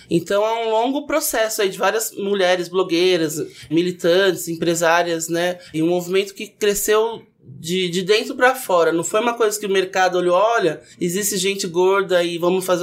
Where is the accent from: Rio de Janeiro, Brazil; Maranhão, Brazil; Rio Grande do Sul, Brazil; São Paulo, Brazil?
São Paulo, Brazil; Santos; moved away as an adult; now in São Paulo, Brazil; Eu sou de Santos, vim morar em São Paulo para trabalhar